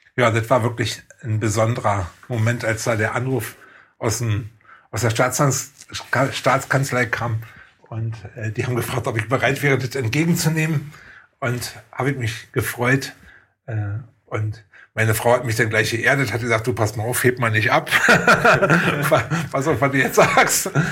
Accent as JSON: {"language": "German", "town": "Oranienburg", "region": "Brandenburg", "country": "Germany", "tie": "born or raised there", "said": "Und ich bin ja wenigstens in Oranienburg geboren und irgendwie ist Oranienburg auch so was von daher wie meine Heimatstadt"}